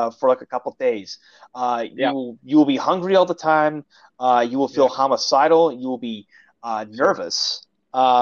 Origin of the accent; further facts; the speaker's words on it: Syracuse, New York, United States; moved away; I'm an American, born and raised upstate New York